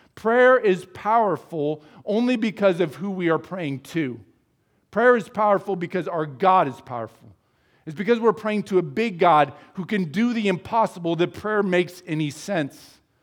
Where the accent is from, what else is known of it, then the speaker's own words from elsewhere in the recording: United States; As American Christians